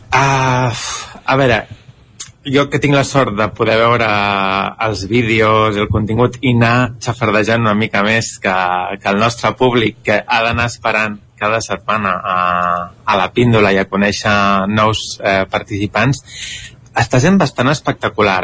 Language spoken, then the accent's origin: Catalan; Barcelona, Catalonia, Spain; accent: city Catalan; Jo sóc de Barcelona